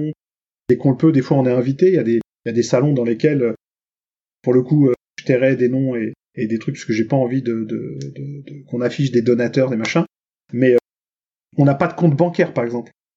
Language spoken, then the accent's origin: French; Franconville, Île-de-France, France; à Franconville, dont on vient dans le Val d'Oise